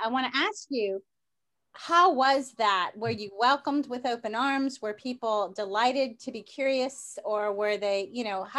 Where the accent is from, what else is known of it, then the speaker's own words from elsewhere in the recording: New Orleans, Louisiana, United States; People tease me and think that I have an accent because I'm from New Orleans, but I don't have an accent.